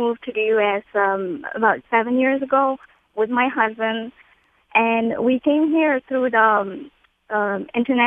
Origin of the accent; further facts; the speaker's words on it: Morocco; moved away as an adult; now in United States; We are from Morocco